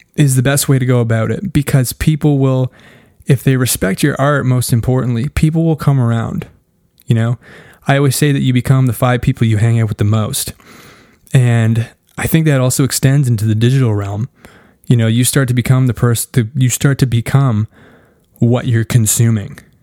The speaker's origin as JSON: {"language": "English", "country": "Canada", "said": "I'm Canadian."}